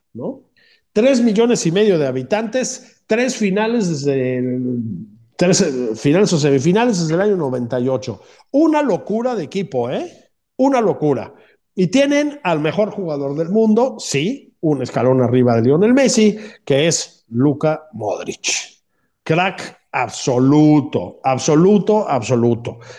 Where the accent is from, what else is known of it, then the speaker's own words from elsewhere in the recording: Mexico; now in Madrid, Spain; como cualquier mexicano decente